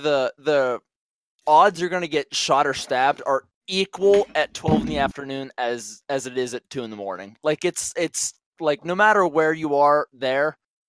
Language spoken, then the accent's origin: English; suburb of Pittsburgh, Western Pennsylvania, United States; Being from Western Pennsylvania